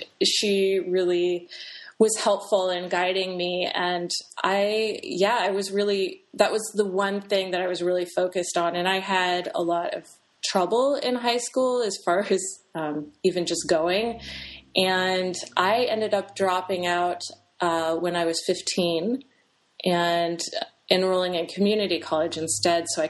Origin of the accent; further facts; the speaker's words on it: Eugene, Oregon, United States; moved away as an adult; now in Seattle, United States; I'm from Oregon. I was born in Eugene, Oregon, which is about 6 hours south of Seattle.